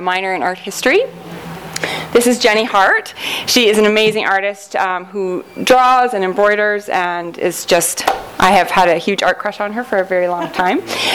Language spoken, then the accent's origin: English; Canada; accent: Canadian; I'm from Canada